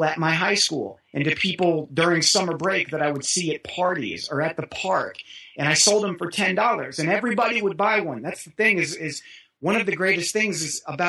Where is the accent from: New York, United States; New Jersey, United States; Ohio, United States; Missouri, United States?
Missouri, United States; Kansas City; growing up in Kansas City